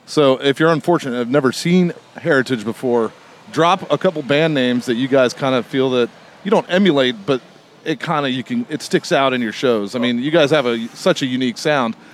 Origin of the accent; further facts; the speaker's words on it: Long Beach, California, United States; I'm, from Long Beach too